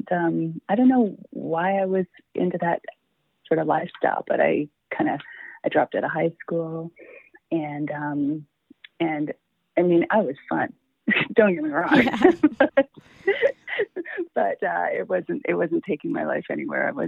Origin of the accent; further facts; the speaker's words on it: Toronto, Ontario, Canada; born and raised in Toronto, Ontario, Canada